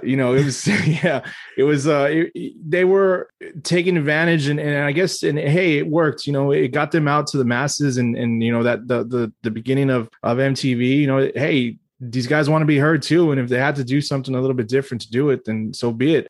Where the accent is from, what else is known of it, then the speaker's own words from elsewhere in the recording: Texas, United States; As a Texan